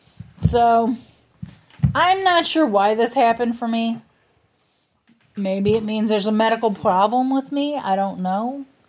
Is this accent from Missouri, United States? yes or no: yes; St. Louis, Missouri, United States; I grew up in St. Louis my whole life.